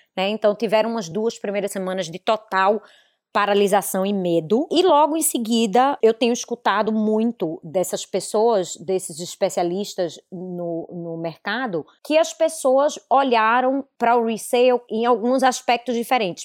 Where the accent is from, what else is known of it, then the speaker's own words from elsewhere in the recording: Recife, Pernambuco, Brazil; moved away as an adult; now in Miami, United States; Eu venho de Recife